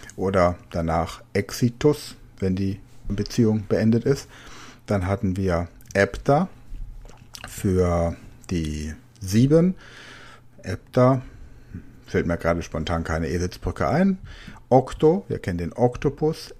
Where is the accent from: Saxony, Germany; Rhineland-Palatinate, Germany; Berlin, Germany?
Rhineland-Palatinate, Germany; now in Rhenish Hesse, Germany; Da wo ich wohne, hier in der Rheinhessen-Gegend, ich komme aus der Pfalz